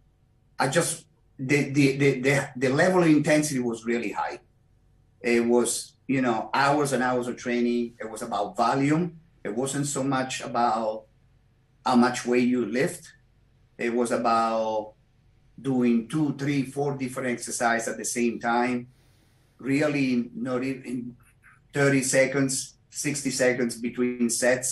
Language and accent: English; Rome, Lazio, Italy; English is a second language; moved away as an adult; also born or lived in New York; I was born in Rome in 1958, and I was a police officer back in Italy also.